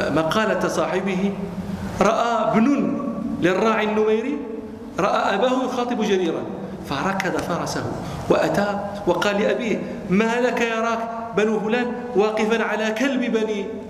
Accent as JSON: {"language": "Arabic", "country": "Morocco", "said": "عندنا في المغرب"}